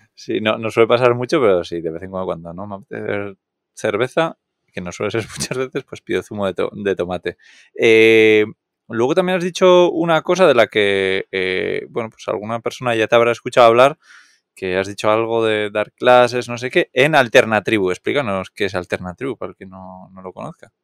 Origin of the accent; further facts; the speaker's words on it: Catalonia, Spain; Soy muy catalán